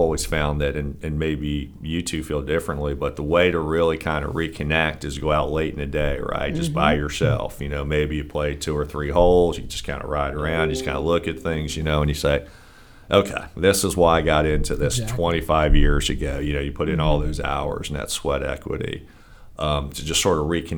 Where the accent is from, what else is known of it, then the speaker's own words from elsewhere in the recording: Philadelphia, Pennsylvania, United States; also born or lived in Avalon, New Jersey; I was born and raised in the Philadelphia area